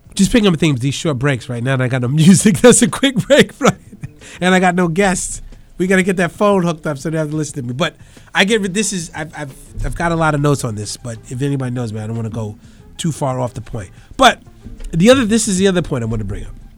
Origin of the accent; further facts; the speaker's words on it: New York City, New York, United States; now in Brooklyn, United States; in the Bronx where I grew up